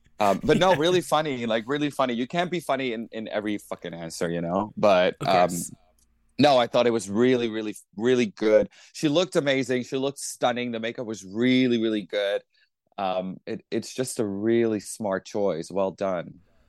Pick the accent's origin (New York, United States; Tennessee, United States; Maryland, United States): New York, United States; it's a it was a smart thing to think about things that are frustrating as a New Yorker, you know.